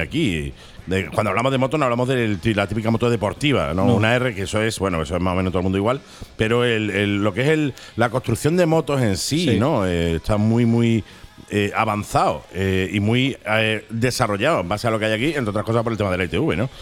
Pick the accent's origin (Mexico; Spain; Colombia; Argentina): Spain; Málaga, Andalusia; somos malagueños